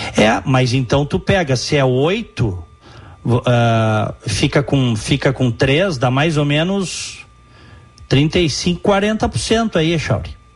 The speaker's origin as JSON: {"language": "Portuguese", "region": "Rio Grande do Sul", "country": "Brazil", "said": "tá falando um gaúcho, tá? Que ama o seu estado e a sua cidade"}